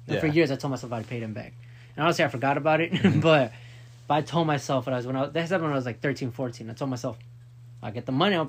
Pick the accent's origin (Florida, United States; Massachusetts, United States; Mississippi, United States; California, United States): Florida, United States; My grandparents, I come from Florida. My grandparents lived in Florida.